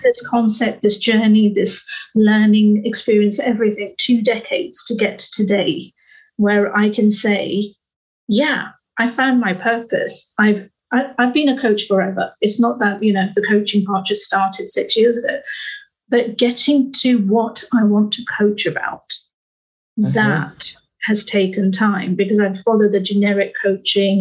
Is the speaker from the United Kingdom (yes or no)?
yes; United Kingdom; we are British